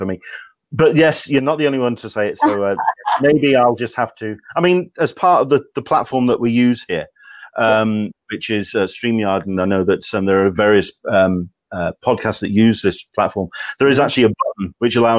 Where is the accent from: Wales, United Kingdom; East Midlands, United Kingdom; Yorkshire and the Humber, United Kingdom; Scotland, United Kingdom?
Yorkshire and the Humber, United Kingdom; I'm from Yorkshire